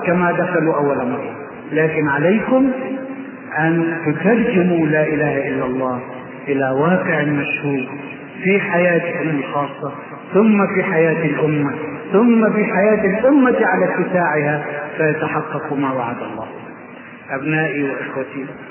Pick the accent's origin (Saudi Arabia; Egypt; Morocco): Egypt; أنا مصري